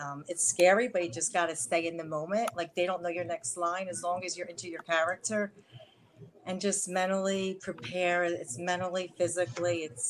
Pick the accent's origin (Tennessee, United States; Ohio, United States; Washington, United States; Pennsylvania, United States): Tennessee, United States; Memphis; also born or lived in Savannah / Seattle / San Francisco; So I moved to Seattle, San Francisco, but I grew up in Memphis, and I lived in Savannah for a little bit. So my accent could be a little bit mixed